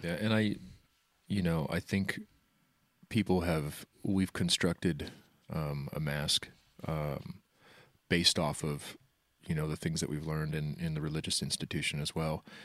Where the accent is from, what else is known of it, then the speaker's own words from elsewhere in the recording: Wichita, Kansas, United States; I, um, lived in Wichita all my life